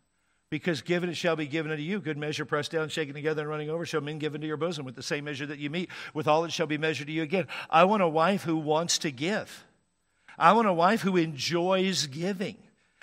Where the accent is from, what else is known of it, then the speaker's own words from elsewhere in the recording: Washington, United States; I grew up in Washington State, and it would certainly get cold in the wintertime there.